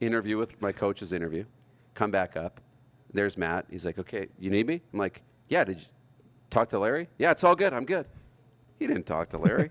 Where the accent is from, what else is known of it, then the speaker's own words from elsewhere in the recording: Wynyard, Saskatchewan, Canada; Growing up in Wynyard